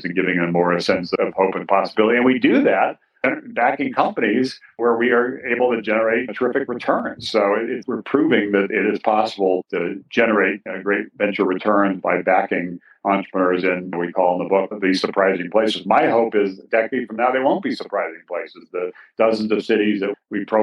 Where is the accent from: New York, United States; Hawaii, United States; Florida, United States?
Hawaii, United States; moved away as an adult; also born or lived in Massachusetts / Ohio / Kansas / Northern Virginia; my experience growing up in Hawaii